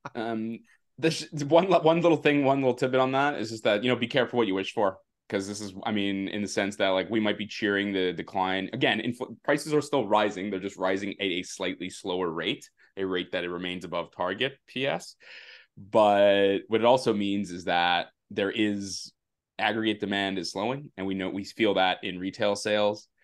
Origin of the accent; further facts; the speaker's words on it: Canada; a Canadian hockey fan